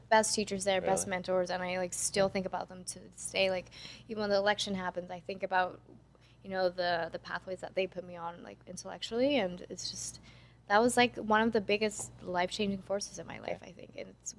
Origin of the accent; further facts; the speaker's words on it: San Francisco, California, United States; I went to public school in San Francisco.